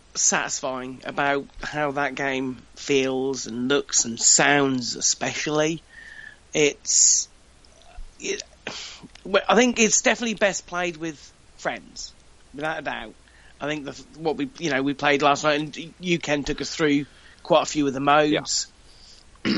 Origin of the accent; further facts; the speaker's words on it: United Kingdom; I'm British